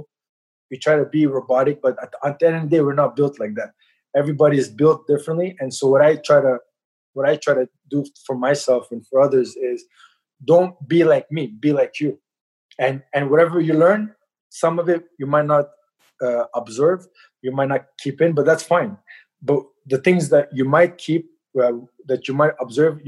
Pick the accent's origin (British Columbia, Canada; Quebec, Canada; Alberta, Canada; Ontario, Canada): Quebec, Canada; Montreal; also born or lived in Halifax, Nova Scotia; I was born in Canada, raised in Montreal